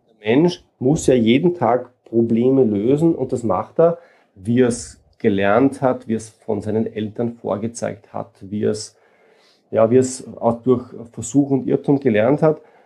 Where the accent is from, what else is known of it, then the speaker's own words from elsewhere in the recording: Austria; Ich komme aus Österreich und lebe in Wien